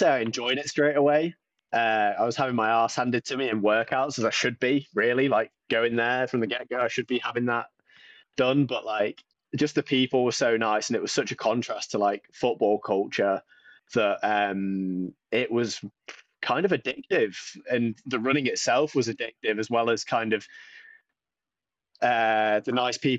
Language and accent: English; the North East, North East England, United Kingdom; growing up in the Northeast, it's just football